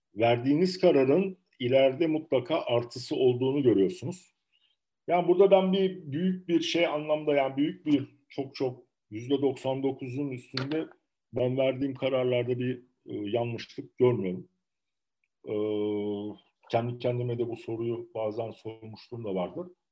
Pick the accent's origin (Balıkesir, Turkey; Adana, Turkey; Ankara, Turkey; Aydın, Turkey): Adana, Turkey; also born or lived in Tarsus / Istanbul / Bordeaux; 1972 Adana doğumluyum.